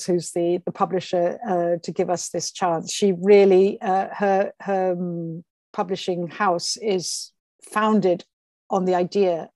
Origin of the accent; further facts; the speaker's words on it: England, United Kingdom; moved away as an adult; now in Rome, Italy; she took us to England, where we grew up from, I suppose, for me, the age of about six, I think. So I was there all my school life and my university life.